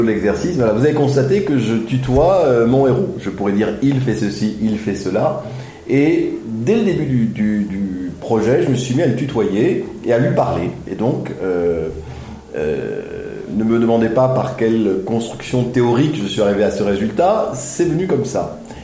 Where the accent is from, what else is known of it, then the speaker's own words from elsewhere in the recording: Aix-en-Provence, Provence-Alpes-Côte d'Azur, France; moved away; je suis né à Aix-en-Provence, euh, enfin j'ai grandi à Aix-en-Provence